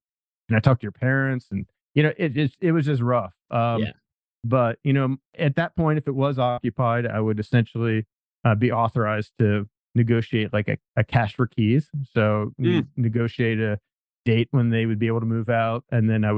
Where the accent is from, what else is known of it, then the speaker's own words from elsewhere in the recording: Pennsylvania, United States; moved away as an adult; now in San Diego, United States; I'm from Pennsylvania originally